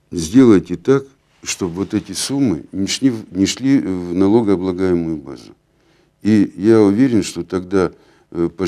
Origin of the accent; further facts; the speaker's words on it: Nizhny Tagil, Sverdlovsk Oblast, Russia; Вот я родился в Нижнем Тагиле. Я живу здесь. Для меня Нижний Тагил – это то место, это моя родина.